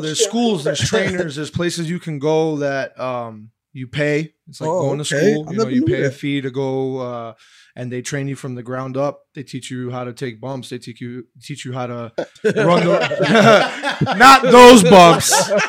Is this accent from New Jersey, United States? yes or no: yes; New Jersey, United States; We're all from Hudson County. We all know